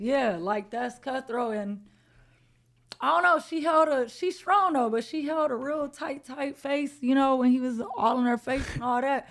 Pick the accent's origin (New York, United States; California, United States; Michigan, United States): California, United States; Los Angeles; I'm born and raised in Los Angeles, California, uh, South Central to be exact